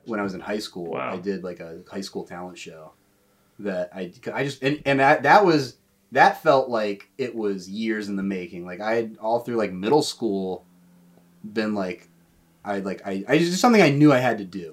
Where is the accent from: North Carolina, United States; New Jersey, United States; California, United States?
North Carolina, United States; Raleigh; moved away as an adult; also born or lived in Boone, North Carolina; now in New York City, United States; I'm from Raleigh